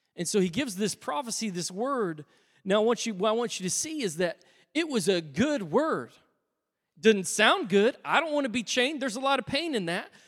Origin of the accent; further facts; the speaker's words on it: United States; I'm an American